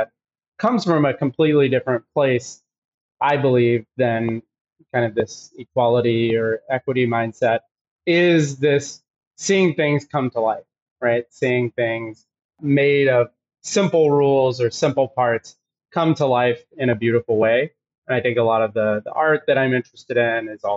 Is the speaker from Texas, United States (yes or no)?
yes; Texas, United States; moved away as an adult; I grew up in Texas in the middle of nowhere